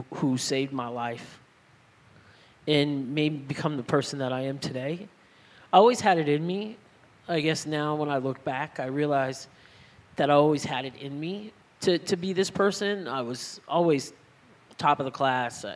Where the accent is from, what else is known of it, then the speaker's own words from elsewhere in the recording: El Cajon, California, United States; where I grew up in San Diego